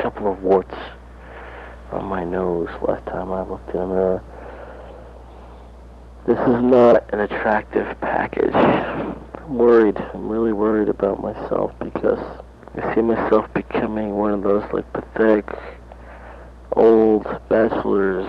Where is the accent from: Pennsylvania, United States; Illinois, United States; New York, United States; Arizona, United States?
New York, United States; Lindenhurst; also born or lived in Amityville, New York; Grew up in Lindenhurst, New York. Went to Lindenhurst High School